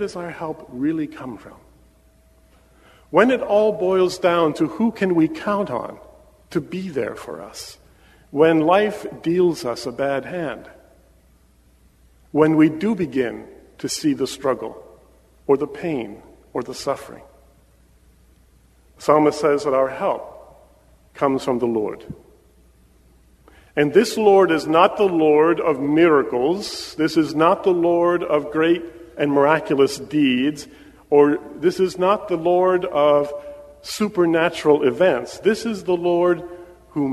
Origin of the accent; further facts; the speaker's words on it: Pennsylvania, United States; moved away as an adult; my wife and I were born and raised in Pennsylvania